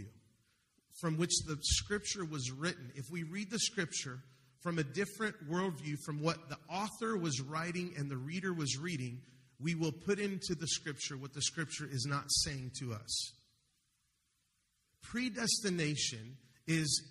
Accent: Denver, Colorado, United States; I'm the one from Denver

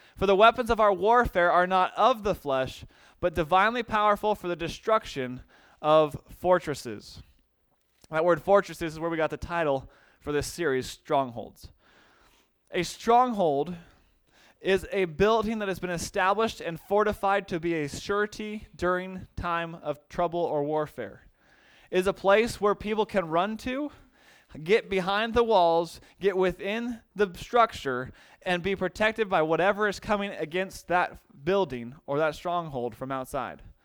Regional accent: United States; being an American

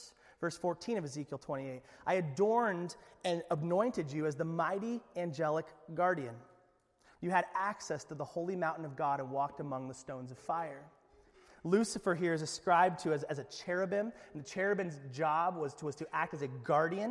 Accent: Alaska, United States; we're from Alaska

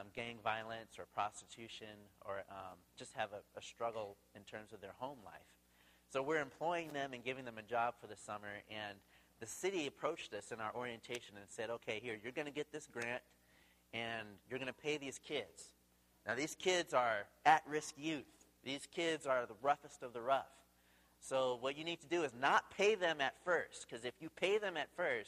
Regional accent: Tacoma, Washington, United States; now in Seattle, United States; we're originally from Tacoma. We live in Seattle

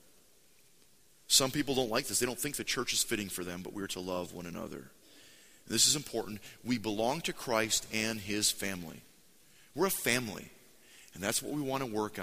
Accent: United States; we're American

